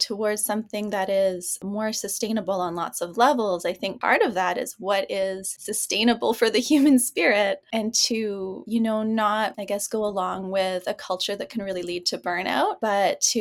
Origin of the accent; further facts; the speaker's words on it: Ontario, Canada; now in Vancouver, Canada; This has been home for the last 18 years, but I grew up in Ontario.